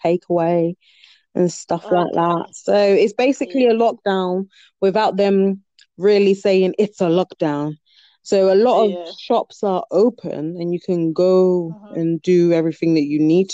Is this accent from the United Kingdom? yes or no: yes; United Kingdom; I was born British, so my culture is a little bit different, but I'm a British Ghanaian